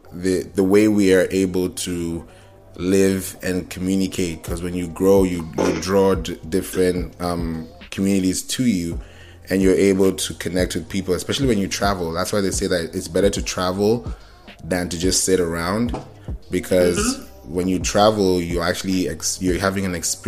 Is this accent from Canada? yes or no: no; Kenya; also born or lived in Nigeria / Houston / Orlando; I grew up in Kenya. I grew up in Nigeria. You know, I've grown up in Houston. I've been in Orlando.